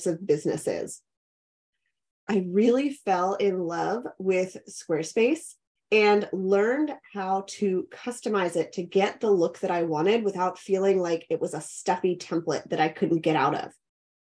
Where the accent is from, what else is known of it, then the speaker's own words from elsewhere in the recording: Pittsburgh, Pennsylvania, United States; moved away as an adult; also born or lived in Clemson, South Carolina; now in Richmond, United States; I grew up in Pittsburgh, Pennsylvania